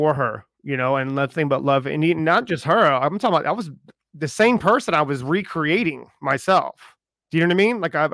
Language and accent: English; Charleston, South Carolina, United States; I'm from Charleston